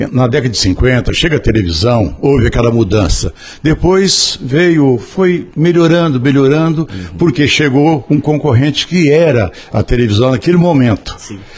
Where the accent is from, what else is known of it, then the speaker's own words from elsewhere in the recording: Altinópolis, São Paulo, Brazil; also born or lived in Ribeirão Preto; now in Batatais, Brazil; tenho já 46 anos, vim de Altinópolis, aliás, fui para Ribeirão Preto, trabalhei no O Diário de Ribeirão Preto